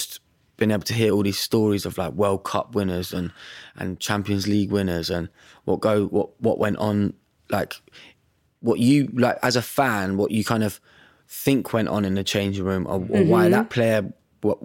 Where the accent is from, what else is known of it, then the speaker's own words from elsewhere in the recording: Bedford, East of England, United Kingdom; moved away; I'm from Bedford, so going home back to where I grew up